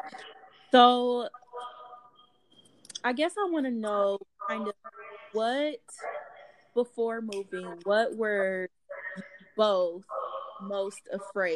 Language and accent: English; Ohio, United States; moved away as an adult; now in Dallas, United States; we are from Ohio